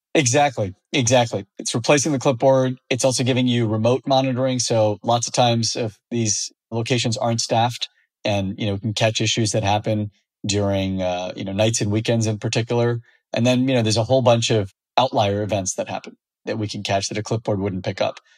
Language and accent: English; Fresno, California, United States; I grew up in the Central Valley of California in an ag town called Fresno